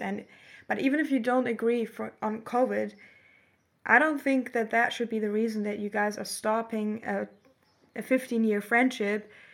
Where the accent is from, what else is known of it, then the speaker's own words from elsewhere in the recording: Germany; moved away as an adult; now in Australia; Germany and see, mm, the place that I've grown up